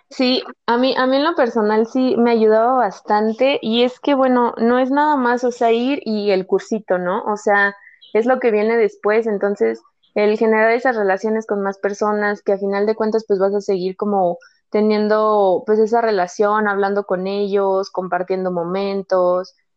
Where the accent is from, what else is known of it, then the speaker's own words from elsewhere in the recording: Guadalajara, Jalisco, Mexico; moved away; also born or lived in State of Mexico; soy de Guadalajara, pero viví en el Estado de México